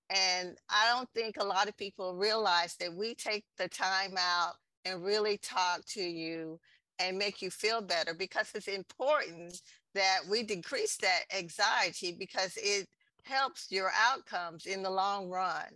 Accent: Texas, United States; San Antonio, in my home state, Texas

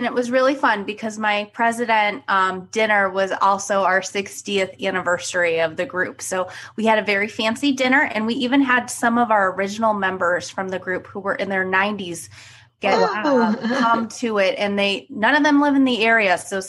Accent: Cleveland, Ohio, United States; So yes, I'm originally from Cleveland. I went to the Ohio State University for undergrad and vet school.

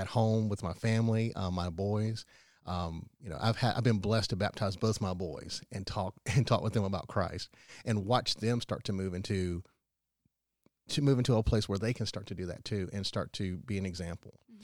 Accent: Powdersville, South Carolina, United States; I grew up in Powdersville and went to the Wren schools.

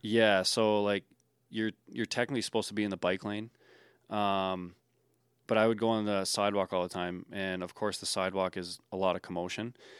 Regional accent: Hermantown, Minnesota, United States; moved away as an adult; also born or lived in Omaha, Nebraska / Waterloo, Iowa; now in Winnipeg, Canada; moved up to Hermantown, Minnesota, where I ended up growing up and playing hockey.

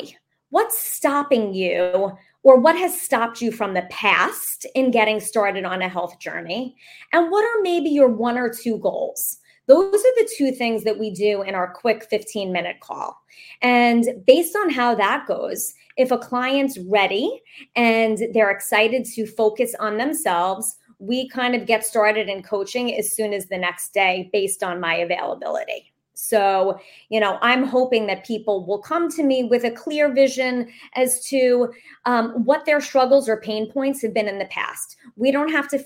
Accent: New York, United States; the state, fabulous state of New York, which is my hometown

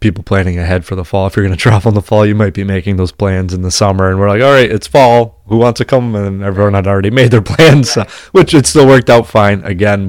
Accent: Massachusetts, United States; We're from Massachusetts

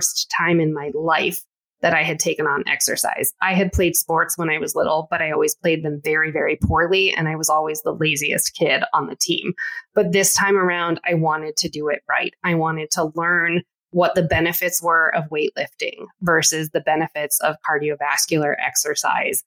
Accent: United States; I am American, but again, first generation American

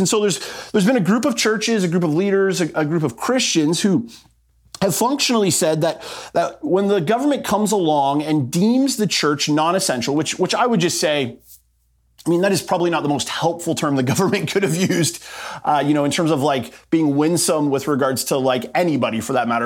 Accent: Canada; our rights as Canadian citizens

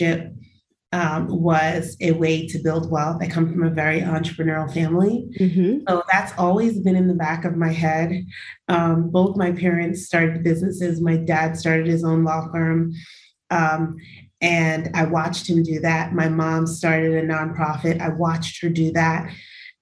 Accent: New York City, New York, United States; I was born in Brooklyn, New York

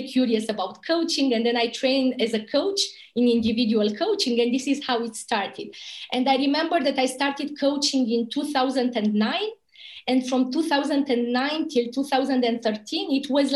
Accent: Romania; moved away as an adult; also born or lived in Bucharest; my hometown, you know, a little town from Romania, the border with Bulgaria.

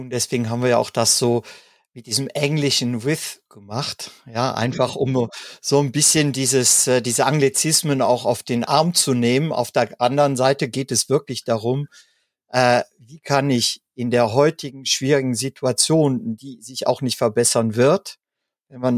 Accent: Germany; gerade bei uns in Deutschland, ne, gibt es ja das Sprichwort zum Lachen in den Keller gehen.

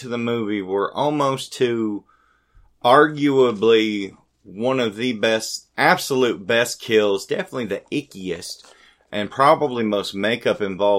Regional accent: Greenville, United States; my hometown of Greenville.

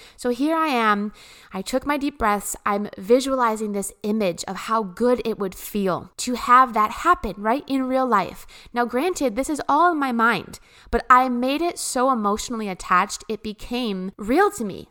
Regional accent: Midwest, United States; I come from the Midwest

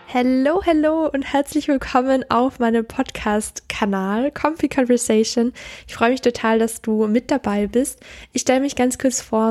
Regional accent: Austria; now in Innsbruck, Austria; Ich komme aus Österreich.

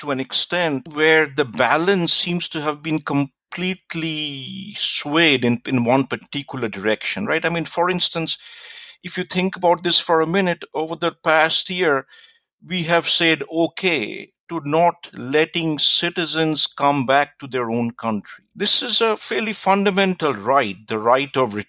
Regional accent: India; also born or lived in United States; now in New Zealand; I grew up in India, but I lived and worked in the United States for a long time before I moved to New Zealand.

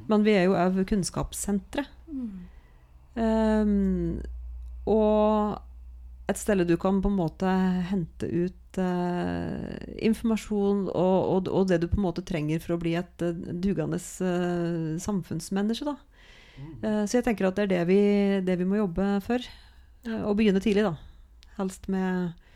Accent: Norway; Jeg er fra Knapper

